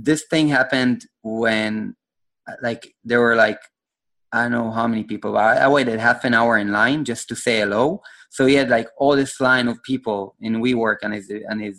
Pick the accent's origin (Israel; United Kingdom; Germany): Israel; I'm from Israel